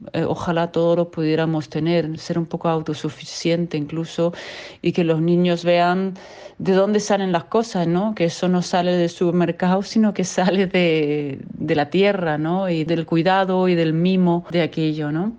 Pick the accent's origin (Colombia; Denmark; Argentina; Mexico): Denmark; moved away as an adult; also born or lived in Costa del Sol, Spain; now in Spain; soy danesa, eh, llevo ya 28 años aquí